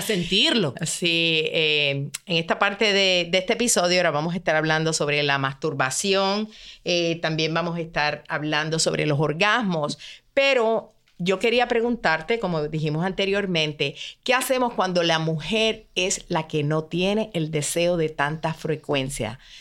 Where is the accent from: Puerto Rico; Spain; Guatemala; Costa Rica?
Puerto Rico; mi país, Puerto Rico